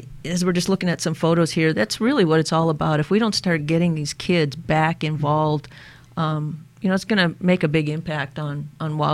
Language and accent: English; Minnesota, United States; moved away; also born or lived in Colorado; growing up in Minnesota, I loved the outdoors